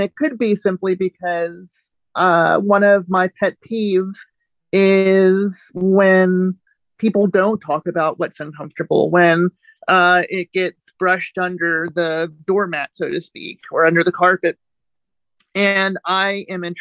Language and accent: English; East Coast, United States; now in Indiana, United States; I live in southern Indiana, which is in the Midwestern United States. I grew up on the East Coast.